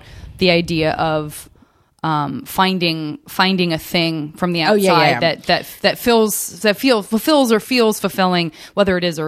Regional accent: Tucson, Arizona, United States; moved away; also born or lived in Flagstaff; I'm from Tucson. I went to school in Flagstaff

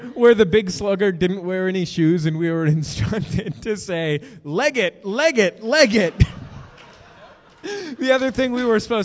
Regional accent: Bay Area, California, United States; moved away as an adult; also born or lived in Hollywood, California; now in Los Angeles, United States; I'm from the Bay Area. We were home in the Bay Area from my home in Hollywood, California

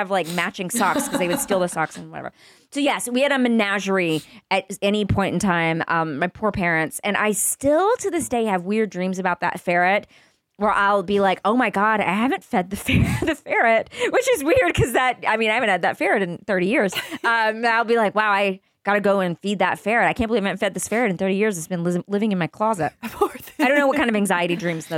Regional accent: Texas, United States; I grew up in Texas

